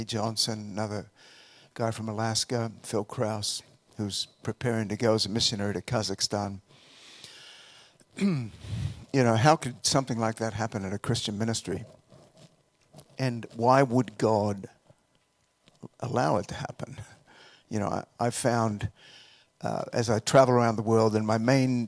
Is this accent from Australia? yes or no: yes; Australia; moved away as an adult; also born or lived in Colorado; now in United States; I'm from Australia originally. I came over here to finish some of my undergraduate studies.